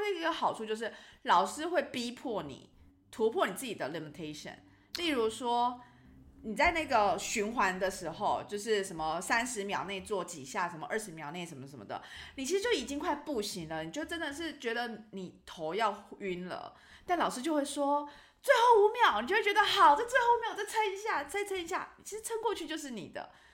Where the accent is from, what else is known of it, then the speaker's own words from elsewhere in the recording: Taiwan; now in Luxembourg; 我就是回台湾的时候